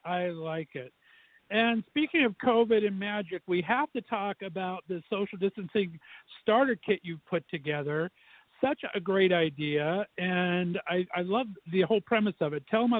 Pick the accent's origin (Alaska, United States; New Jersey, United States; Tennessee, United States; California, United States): California, United States; Southern; moved away; I grew up in Southern California, and every year we would get to go to Disneyland.